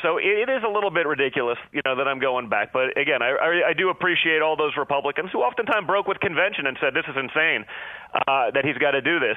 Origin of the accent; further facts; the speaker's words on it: New York City, New York, United States; I'm from New York City